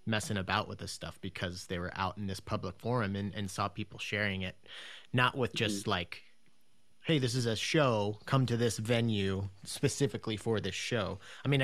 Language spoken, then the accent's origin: English; United States; I'm from Washington